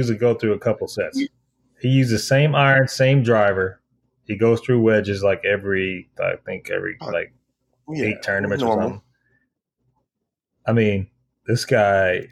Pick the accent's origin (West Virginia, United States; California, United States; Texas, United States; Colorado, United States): Texas, United States; Houston; I'm from Texas, but I'm from Houston. It's a big difference